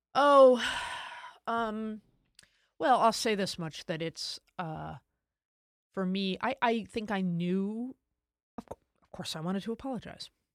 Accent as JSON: {"language": "English", "country": "United States", "said": "as an American"}